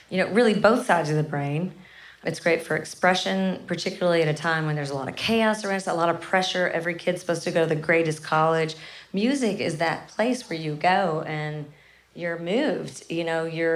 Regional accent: Kennett, Missouri, United States; I'm from a really small town called Kennett, Missouri

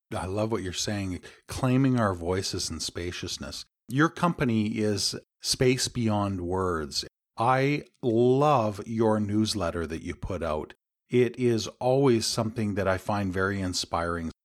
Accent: Canada; my home country

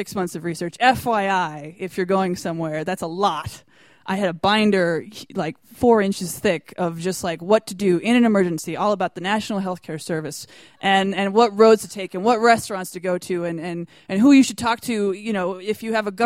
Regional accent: United States; accent: American; my American accent

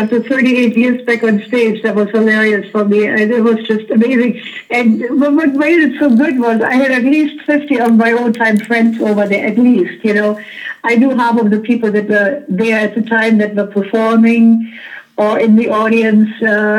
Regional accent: Berlin, Germany; moved away; I was born 1941 in Berlin.

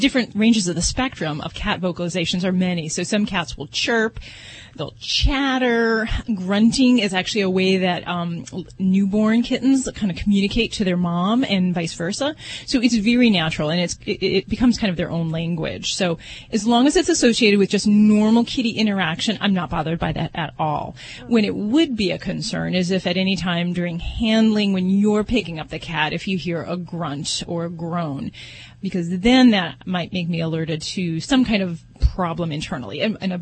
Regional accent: Las Vegas, Nevada, United States; I'm from Vegas

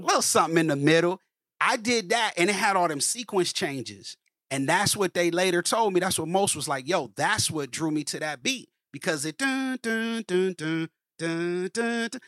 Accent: Columbus, Ohio, United States; also born or lived in Cincinnati, Ohio; I'm originally from Columbus, Ohio, man, um, born and raised

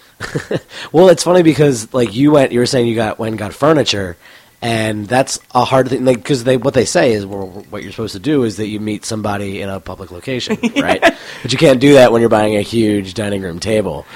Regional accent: Cheltenham, Pennsylvania, United States; now in Denver, United States; I grew up in Philadelphia, or right outside of Philadelphia, in a town called Cheltenham, which is about ten minutes north of the city line.

